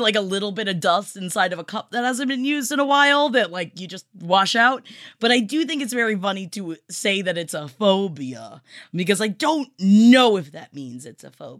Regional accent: New York City, New York, United States; I come from Staten Island. My family's from Staten Island. I know Staten Island.

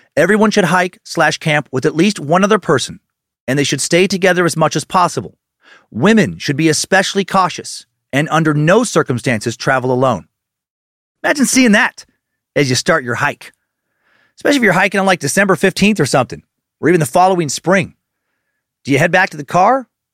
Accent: Riggins, Idaho, United States; moved away; also born or lived in Spokane Valley / Kootenai County, Idaho; where I grew up in Riggins, Idaho, in Idaho County

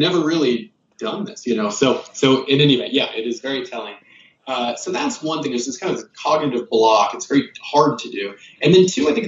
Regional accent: United States; also born or lived in Kansas / South Carolina; I grew up in Kansas and South Carolina.

